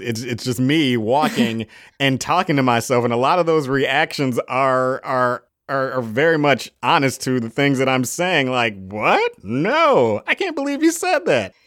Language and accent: English; Chicago, Illinois, United States; I'm from Chicago, Illinois.